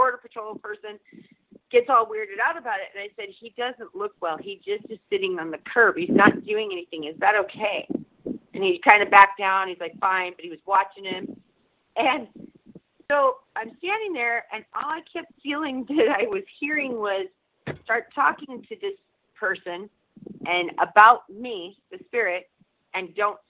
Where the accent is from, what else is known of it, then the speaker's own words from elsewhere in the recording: Washington, United States; I'm actually from Washington